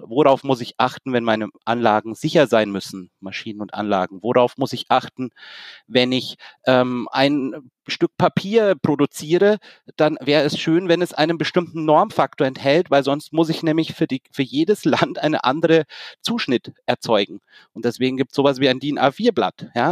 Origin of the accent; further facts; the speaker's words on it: Germany; als Deutsche